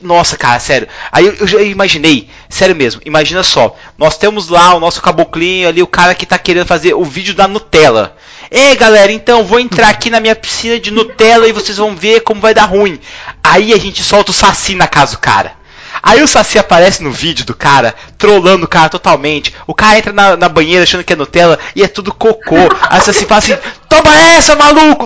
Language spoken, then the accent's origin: Portuguese; Londrina, Paraná, Brazil; Eu sou de Londrina, Paraná.